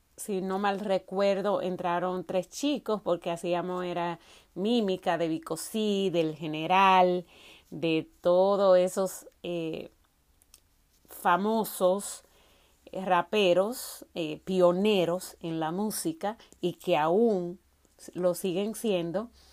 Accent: Salcedo, Hermanas Mirabal, Dominican Republic; de dónde soy, de dónde vengo, soy de Salcedo, es un municipio de la República Dominicana que está ubicado en la provincia Hermanas Mirabal

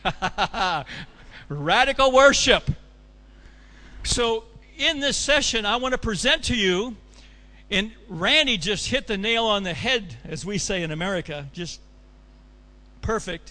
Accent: Colorado, United States; my hometown of Colorado

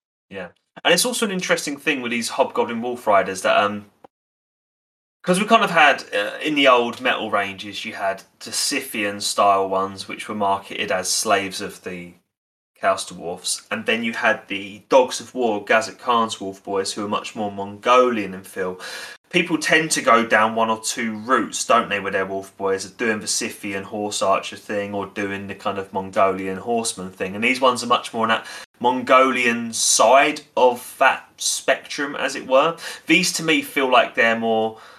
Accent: Basildon, East of England, United Kingdom; born there; I was born in Basildon in 1999.

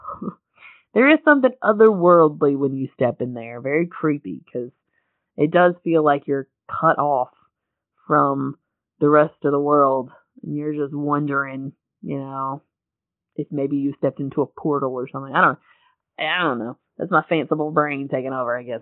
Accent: Western North Carolina, United States; moved away as an adult; I'm from an area, I'm from Western North Carolina, where there's occasionally a ghost story

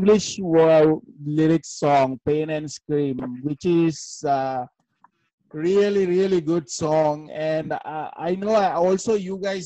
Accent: Negombo, Western Province, Sri Lanka; moved away; I'm actually from Nigambo. I'm from that place where the church bomb actually happened. That's my town. That's my village actually.

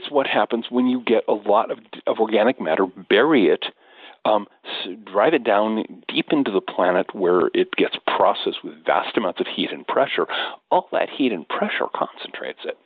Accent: United States; I'm American

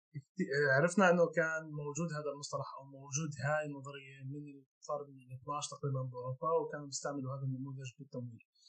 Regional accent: Palestine; عندنا بفلسطين

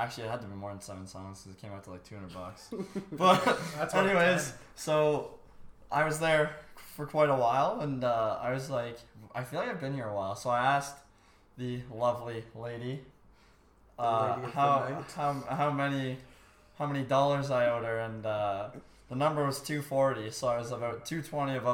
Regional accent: Barrie, Ontario, Canada; now in Sudbury, Canada; Was born in Barrie, Ontario, but now I live in the grittiest city in Canada, Sudbury

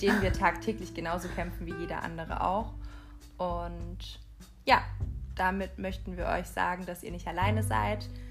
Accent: Haltingen, Baden-Württemberg, Germany; moved away as an adult; now in Mannheim, Germany; ich komme aus, eigentlich aus Haltingen in der Nähe von, von Lörrach oder Weil am Rhein

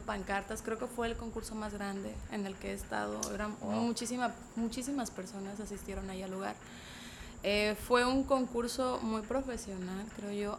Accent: San Jerónimo, Guerrero, Mexico; soy nativa de ahí, pero pues era no muy conocida por el pueblo

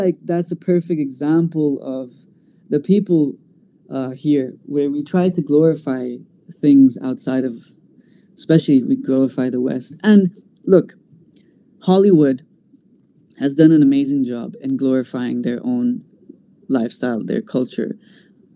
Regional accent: Bahrain; being an Indian in this part of the world

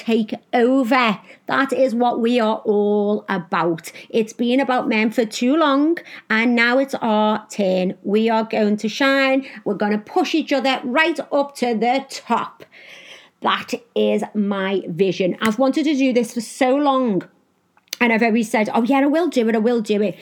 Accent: Liverpool, North West England, United Kingdom; I am from Liverpool in England

